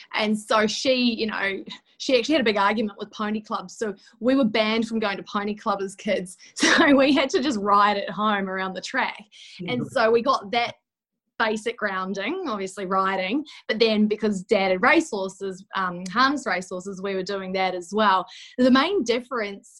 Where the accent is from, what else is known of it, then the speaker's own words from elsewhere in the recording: Christchurch, Canterbury, New Zealand; moved away as an adult; now in Sydney, Australia; from Christchurch, New Zealand, a little small town girl who's just battling away in the big smoke of Sydney.